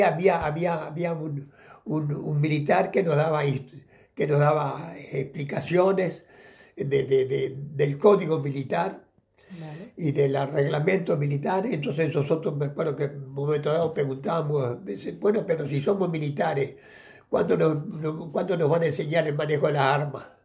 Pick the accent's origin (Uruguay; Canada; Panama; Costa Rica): Uruguay; Mercedes, Soriano; moved away as an adult; yo nací en Uruguay el, el, 2 de julio de 1933, este, en, en, en una ciudad que se llama Mercedes, el capital del departamento soriano y allí, bueno, viví mi infancia en la campaña